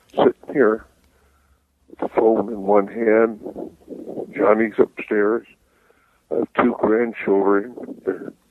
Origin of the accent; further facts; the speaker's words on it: San Francisco, California, United States; born there; I was born in San Francisco